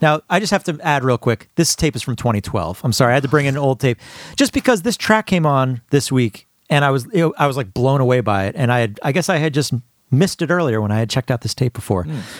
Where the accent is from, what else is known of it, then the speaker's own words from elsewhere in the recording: New Jersey, United States; Oh, and that's my state.